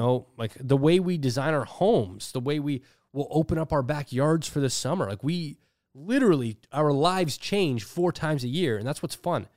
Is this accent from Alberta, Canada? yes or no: no; Toronto, Ontario, Canada; I'm a guy from Toronto.